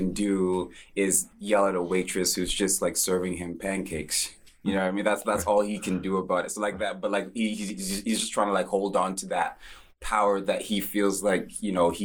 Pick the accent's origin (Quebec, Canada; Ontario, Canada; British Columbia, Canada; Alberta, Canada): British Columbia, Canada; Vancouver; growing up in Vancouver